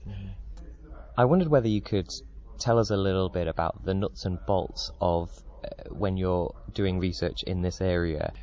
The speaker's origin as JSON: {"language": "English", "country": "United Kingdom", "said": "We're British"}